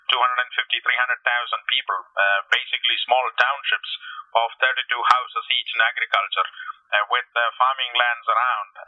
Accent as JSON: {"language": "English", "country": "India", "tie": "born or raised there", "moved": "yes", "said": "from India and uh, born and grew up there"}